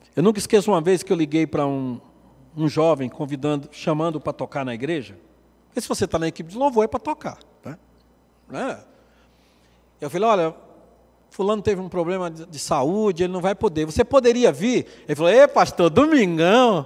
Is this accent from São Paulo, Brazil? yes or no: no; Pernambuco, Brazil; moved away; also born or lived in Goiás; Eu sou brasileiro, pernambucano, né? goiano de coração